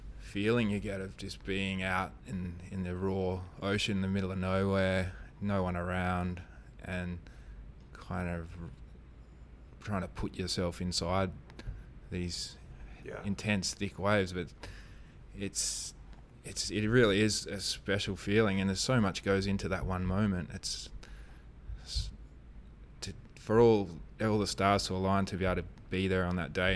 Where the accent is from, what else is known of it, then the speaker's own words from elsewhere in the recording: Kalbarri, Western Australia, Australia; growing up in Kalbarri, and we had, like, really good reefs